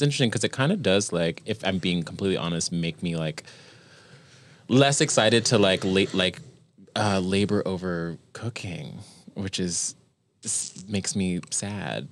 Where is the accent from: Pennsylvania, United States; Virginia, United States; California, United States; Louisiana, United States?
Virginia, United States; now in New York, United States; I was born in Virginia